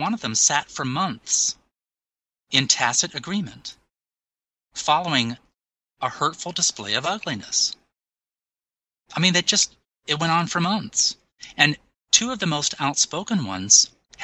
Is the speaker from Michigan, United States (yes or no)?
yes; Michigan, United States; my home state of Michigan